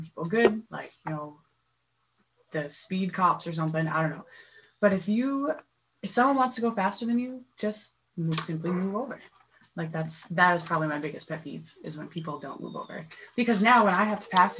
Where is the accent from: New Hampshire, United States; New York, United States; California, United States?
New Hampshire, United States; Nashua; born or raised there; also born or lived in Massachusetts